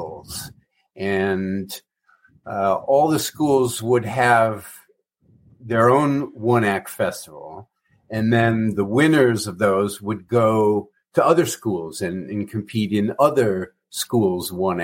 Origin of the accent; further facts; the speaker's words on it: Ferndale, Michigan, United States; Ferndale, Michigan, suburbs north of Detroit